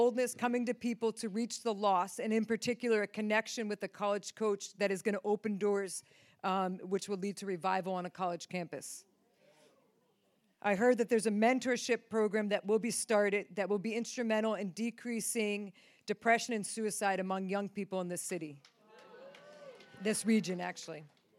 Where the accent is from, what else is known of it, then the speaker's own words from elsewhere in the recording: New York, United States; Came from Reading with Steve, but originally from New York, upstate New York.